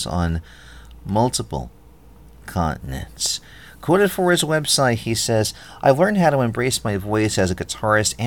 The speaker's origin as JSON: {"language": "English", "region": "New York", "country": "United States", "moved": "yes", "lives_now": "Philadelphia, United States", "said": "I'm from New York, but I live in Britannia"}